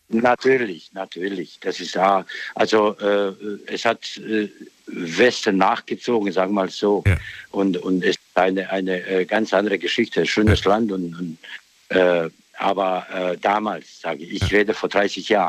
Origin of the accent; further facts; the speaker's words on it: Bosnia & Herzegovina; German is a second language; now in Germany; Aus Bosnien. Aus Bosnien. Bosnien-Herzegowina, ja.